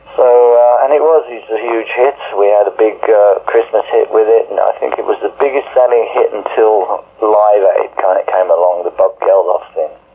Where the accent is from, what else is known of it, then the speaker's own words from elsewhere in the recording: Birmingham, West Midlands, United Kingdom; I'm from Birmingham.